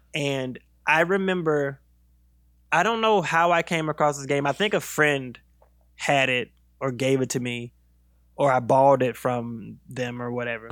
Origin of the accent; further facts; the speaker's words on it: South Carolina, United States; also born or lived in Virginia; I grew up in mostly South Carolina. I'm from South Carolina